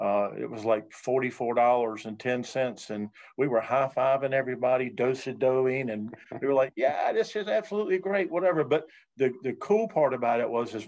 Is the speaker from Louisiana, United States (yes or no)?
no; North Carolina, United States; now in Virginia, United States; I'm from North Carolina.